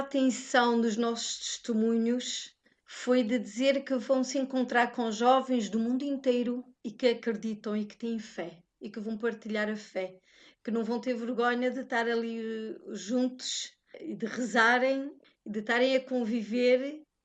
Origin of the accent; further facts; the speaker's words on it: Portugal; now in Luxembourg; eu, que sou portuguesa